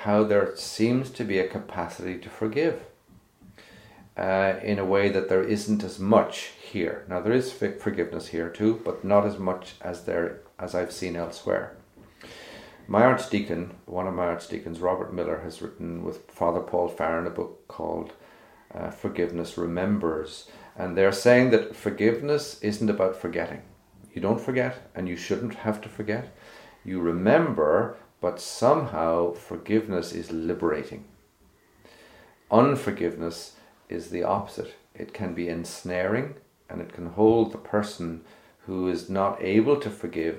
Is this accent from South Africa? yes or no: no; Cork, Munster, Ireland; now in Northern Ireland; I grew up in Cork